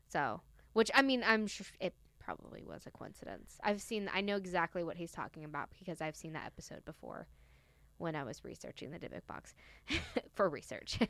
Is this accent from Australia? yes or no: no; the South, United States; I'm from the South.